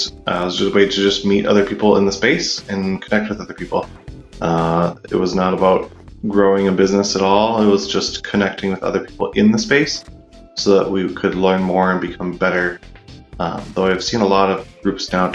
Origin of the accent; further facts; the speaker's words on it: Minneapolis, Minnesota, United States; I come from Minneapolis, Minnesota, in the U.S.